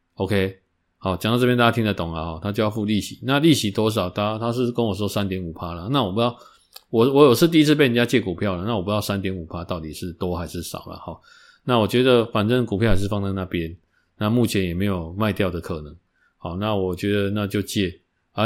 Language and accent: Chinese; Taiwan; 我们台湾人